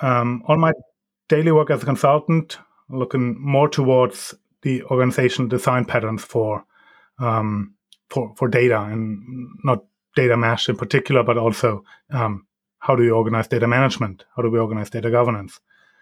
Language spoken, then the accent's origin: English; Germany; English is a second language; moved away as an adult; now in Norway; I'm originally from Germany, and 15 years ago, I moved to Norway to live there for half a year, learn a new language.